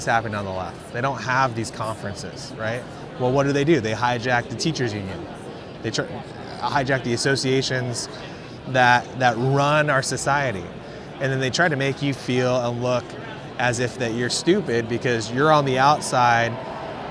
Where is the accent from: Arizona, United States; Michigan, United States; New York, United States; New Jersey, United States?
Arizona, United States; here at AmericaFest in Arizona, my home state